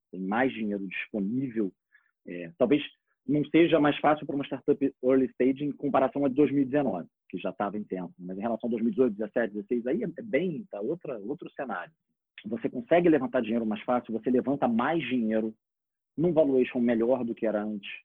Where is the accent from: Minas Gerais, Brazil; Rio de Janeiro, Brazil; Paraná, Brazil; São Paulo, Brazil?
Rio de Janeiro, Brazil; eu sou do Rio